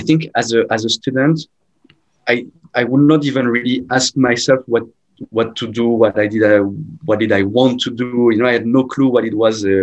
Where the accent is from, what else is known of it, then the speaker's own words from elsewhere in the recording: Rouen, Normandy, France; moved away as an adult; now in Malaysia; I'm from Normandy. And so I'm sure if you know, Normandy is very close by Paris, which is, of course, the anchor point for everyone in France, from a city called Rouen.